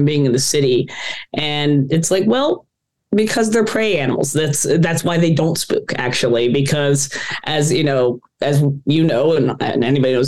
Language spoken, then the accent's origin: English; Lexington, Kentucky, United States; also born or lived in Philadelphia; now in New York City, United States; I grew up in Lexington, Kentucky, where horses are a part of the culture.